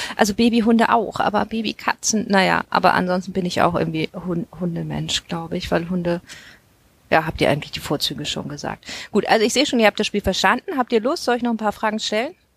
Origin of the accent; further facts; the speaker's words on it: Hamburg, Germany; als Hamburgerin